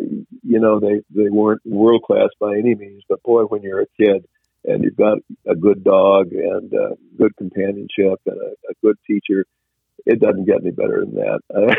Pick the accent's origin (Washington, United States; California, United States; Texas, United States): Washington, United States; I enjoy hunting chukar, which I did a lot of when I was growing up in Washington.